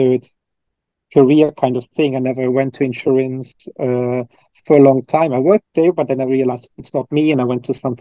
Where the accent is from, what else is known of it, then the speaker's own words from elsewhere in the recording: Cologne, North Rhine-Westphalia, Germany; I'm originally from Germany. I'm from Cologne, Germany, which is the third biggest city in Germany. And I grew up in a very standard kind of family